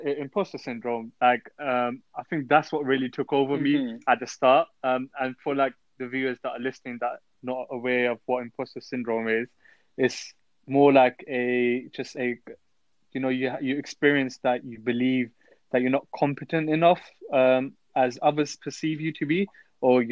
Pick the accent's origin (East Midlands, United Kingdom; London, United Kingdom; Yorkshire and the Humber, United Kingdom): London, United Kingdom; I'm from London